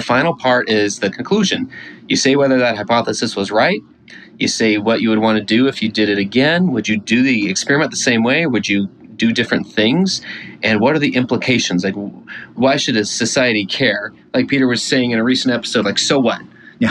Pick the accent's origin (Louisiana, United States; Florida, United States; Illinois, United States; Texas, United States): Texas, United States; Houston; I grew up in Houston.